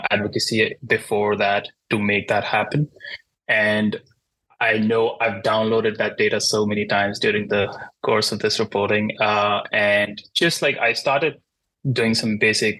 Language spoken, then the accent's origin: English; India; moved away as an adult; now in New York City, United States; I am not a US citizen. I'm from India.